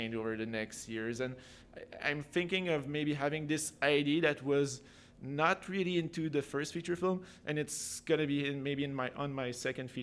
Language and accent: English; Napierville, Quebec, Canada; moved away as an adult; now in Montreal, Canada; I grew up in this very small hometown. My hometown is Napierville, Quebec.